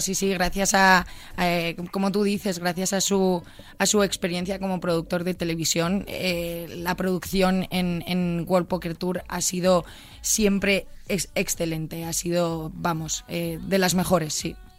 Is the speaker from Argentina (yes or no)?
no; Pozuelo de Alarcón, Community of Madrid, Spain; moved away as an adult; now in Miami, United States; De Pozuelo Alarcón. He crecido, he nacido y crecido en Pozuelo